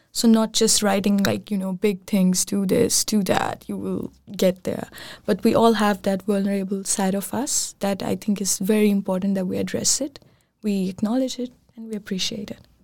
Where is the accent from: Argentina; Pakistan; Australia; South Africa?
Pakistan; also born or lived in Copenhagen, Denmark; now in Aarhus, Denmark; I'm from Pakistan